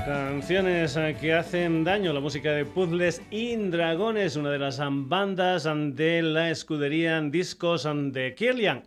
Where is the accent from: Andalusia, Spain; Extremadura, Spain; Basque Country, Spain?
Extremadura, Spain